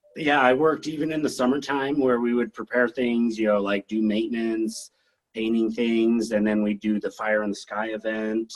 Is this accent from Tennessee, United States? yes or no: no; Hanna, Wyoming, United States; also born or lived in Laramie, Wyoming; for grade school era, like uh, first through sixth grade, I lived up in Hanna, Wyoming.